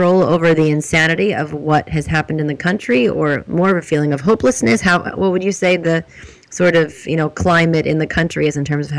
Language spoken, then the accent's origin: English; United States; I'm kind of confused as an American